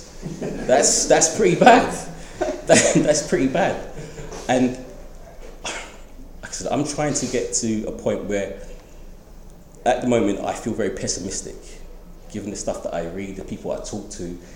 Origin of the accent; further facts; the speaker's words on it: London, United Kingdom; I'm from East End, I love the East End